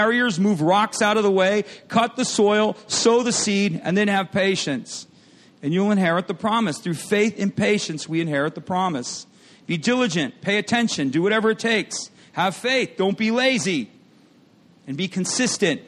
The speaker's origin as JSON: {"language": "English", "region": "Michigan", "country": "United States", "tie": "born or raised there", "said": "I grew up in Michigan, and they had lots of farmland where I grew up."}